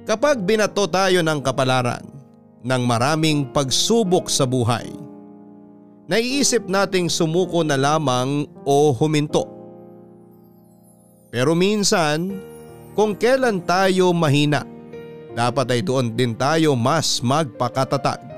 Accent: Mexico, Central Luzon, Philippines; Tubong Mexico, Pampanga po ako papadudot at lumaking kasakasama ang nanay Mandy ko noon.

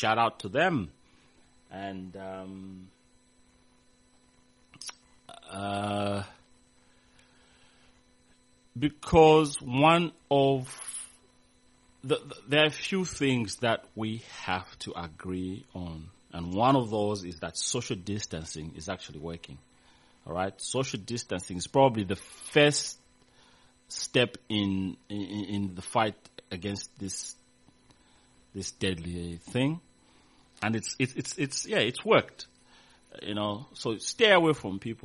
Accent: Zambia; moved away; back in my hometown, I mean in my country, Zambia

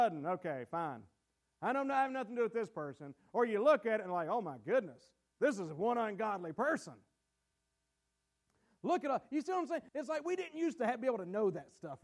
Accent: United States; as American Christians

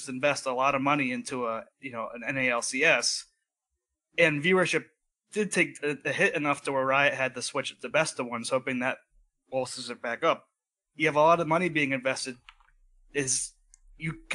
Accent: East Coast, United States; now in Idaho, United States; I'm originally from the East Coast

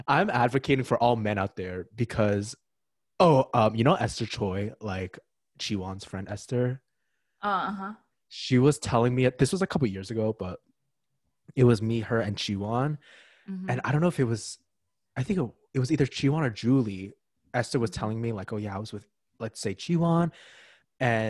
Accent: Ridgewood, New Jersey, United States; I'm from Ridgewood, New Jersey

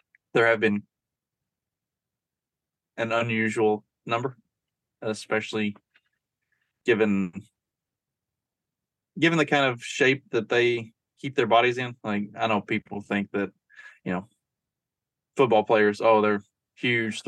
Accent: Kentucky, United States; now in Indiana, United States; We're from Kentucky

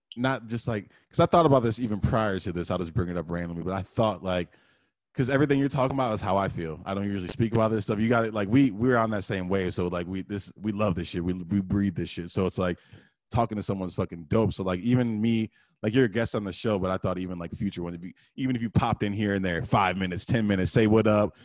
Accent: Detroit, Michigan, United States; also born or lived in Texas / Redford, Michigan; I spent half my life probably in Detroit, half my life probably in Redford

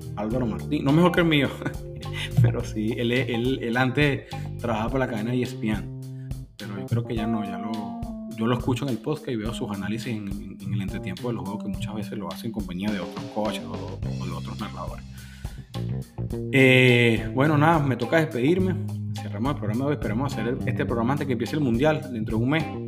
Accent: Venezuela

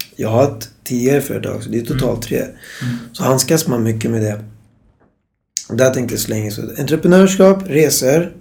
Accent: Stockholm, Stockholm County, Sweden; Född och uppvuxen i Stockholm.

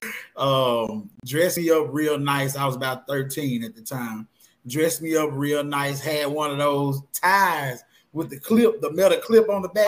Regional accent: Blytheville, Arkansas, United States; born and raised in Blytheville, Arkansas

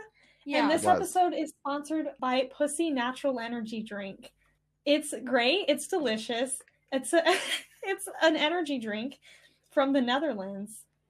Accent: Scotland, United Kingdom; accent: Scottish; Yeah, we're very Scottish, if you didn't know. We are both Scottish. That's why my accent is like this.

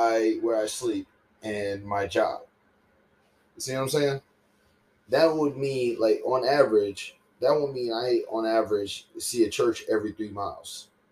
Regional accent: the South, United States; growing up in the South, like, I remember one time there was this dance.

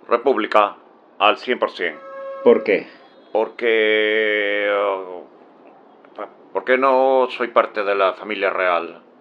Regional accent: Catalonia, Spain; Soy de Cataluña, pero prefiero la monarquía.

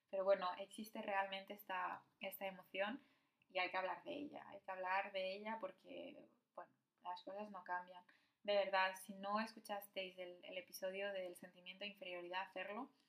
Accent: Morocco; Y, y nuestro blog, bueno, nuestro edificio, pues somos los únicos marroquíes.

